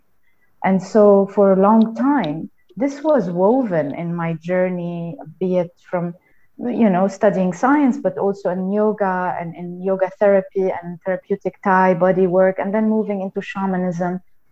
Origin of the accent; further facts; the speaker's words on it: Lebanon; I'm from Lebanon. I grew up in Lebanon